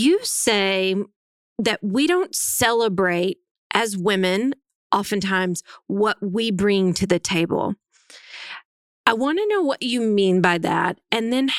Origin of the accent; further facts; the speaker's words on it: Northwest Arkansas, United States; I was raised in Northwest Arkansas. I was raised in a small town of 1,400 people.